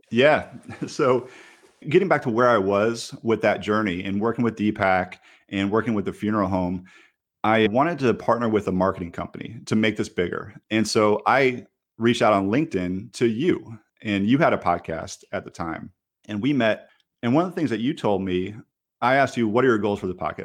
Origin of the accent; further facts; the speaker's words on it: Michigan, United States; moved away as an adult; now in Raleigh, United States; I grew up in Michigan